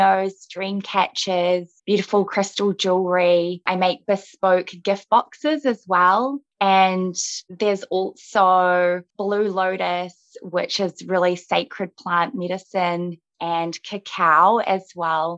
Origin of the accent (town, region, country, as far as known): New Zealand; born or raised there; also born or lived in Russia